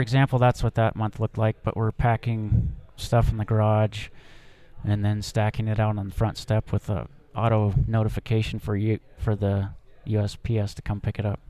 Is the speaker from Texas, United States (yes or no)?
no; Helena, Montana, United States; also born or lived in Seattle; I'm a Montana native, fifth generation Montana guy. I grew up in Helena